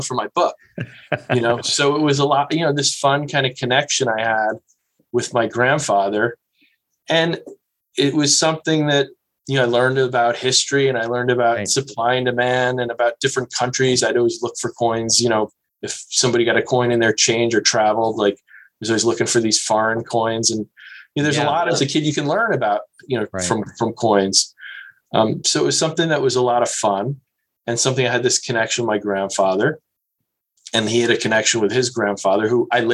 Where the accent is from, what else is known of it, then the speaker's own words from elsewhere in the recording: New Jersey, United States; I grew up as a kid in New Jersey, as you did. Yay. I grew up in North Jersey